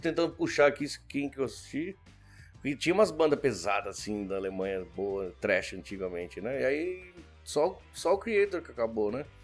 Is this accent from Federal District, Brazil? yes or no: no; Santo André, São Paulo, Brazil; moved away as an adult; also born or lived in Buenos Aires, Argentina / São Vicente, Brazil; now in Japan; a gente não ficou um ano, já foi para Santo André